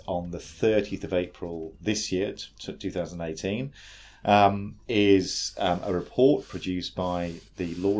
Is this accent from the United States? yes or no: no; United Kingdom; now in New South Wales, Australia; originally from the UK, but now work at Legal Aid New